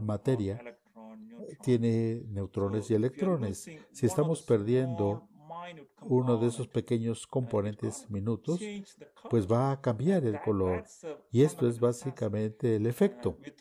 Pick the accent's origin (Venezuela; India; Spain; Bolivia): India; South India; Spanish is a second language; moved away as an adult; also born or lived in Connecticut, United States; now in Oklahoma, United States; Originalmente soy de la India, de la parte sur de la India